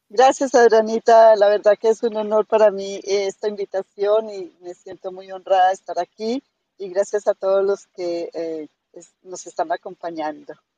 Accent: Manizales, Caldas, Colombia; moved away as an adult; also born or lived in Cali, Colombia; now in Florida, United States; soy colombiana, eh, soy de la región de, de Caldas, de Manizales

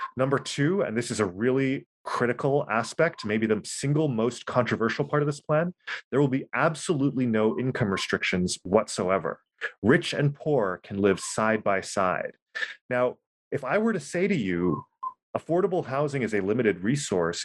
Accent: Oahu, Hawaii, United States; I'm from Oahu. I was born and raised here

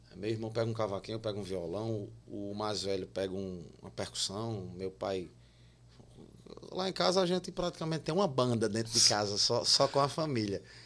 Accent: Campina Grande, Paraíba, Brazil; Eu sou de Campina Grande

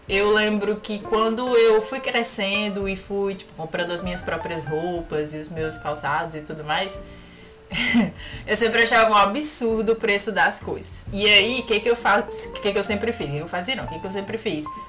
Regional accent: Brazil; moved away; Falando como brasileira

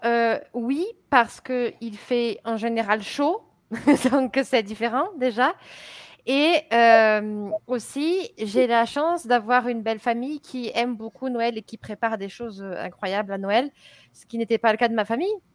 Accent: France; je suis française, je suis professeure du français

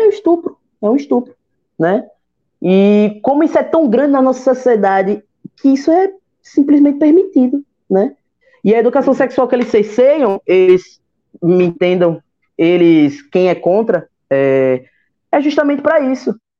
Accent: Sergipe, Brazil; also born or lived in Capela, Sergipe; now in Aracaju, Brazil; Eu moro aqui na capital, então é, nasci no interior, mas não me criei

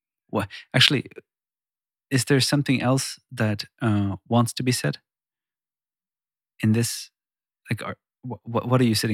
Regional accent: Sweden; first language Swedish; English is a second language; moved away as an adult; now in Iceland; I've been living, born and raised in Sweden, like I said, and recently moved here.

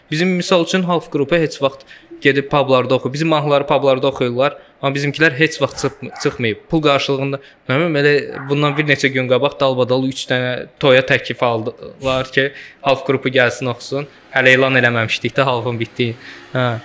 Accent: Azerbaijan; Səsimin tonundan başa düşdü ki, Azərbaycanlıyam dedi.

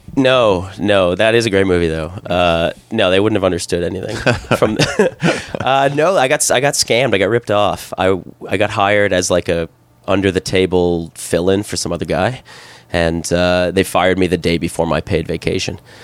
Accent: Canada; moved away as an adult; also born or lived in South Korea / Hong Kong / Thailand; growing up in Canada

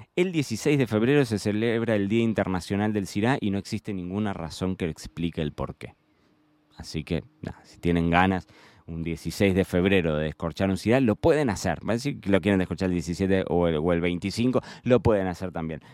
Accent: Argentina; yo soy argentino

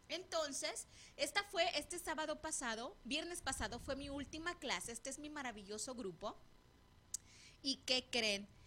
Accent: Tepic, Nayarit, Mexico; Yo soy de Nayarit y, Tepic, el Tepic, el centro de Tepic, por el centro de Tepic pasan las vías del tren.

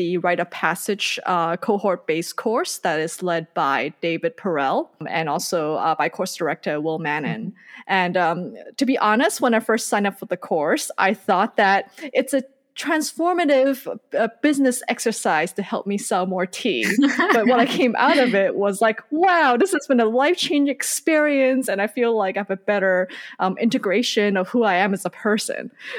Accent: Hong Kong; first language Cantonese; English is a second language; also born or lived in Indonesia / Malaysia; I grew up in Hong Kong, Indonesia, and Malaysia. And I grew up speaking Cantonese and a little bit of Mandarin. That's what my parents speak at home, and my brother as well. And I learned English when I was about 7 or 8.

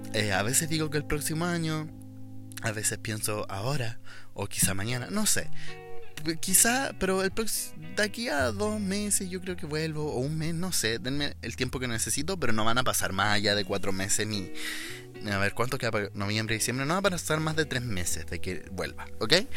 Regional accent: Chile; soy chileno

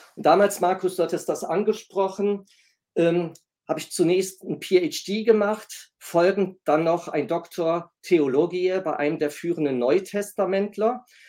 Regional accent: Essen, North Rhine-Westphalia, Germany; moved away as an adult; also born or lived in Kiel; halb Italiener, gebürtig komme ich aus Nordrhein-Westfalen, sprich aus Essen

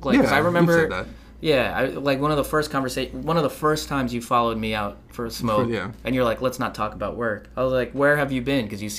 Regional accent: Philippines; I think that's why I'm angry all the time, because I'm Filipino.

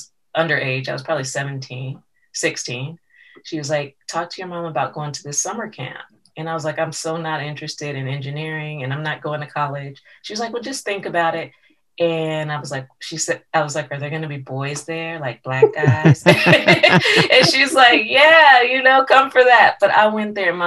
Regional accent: Santa Clarita, California, United States; also born or lived in Los Angeles, United States; I grew up in Santa Clarita

